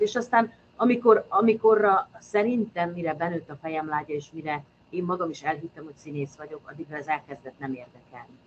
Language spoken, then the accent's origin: Hungarian; Kecskemét, Bács-Kiskun, Hungary; moved away as an adult; also born or lived in Eger / Békéscsaba / Miskolc; Kecskeméti vagyok